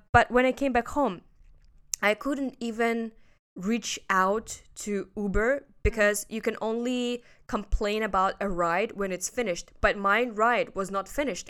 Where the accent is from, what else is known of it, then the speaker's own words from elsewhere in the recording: Russia; now in Hong Kong; I'm from Russia.